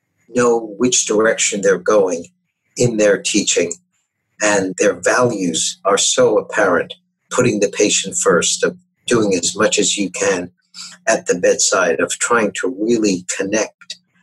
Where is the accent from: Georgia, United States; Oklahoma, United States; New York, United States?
New York, United States; New York City; I grew up in New York City, going to schools with romantic names like PS 89 and Junior High School 135, etc.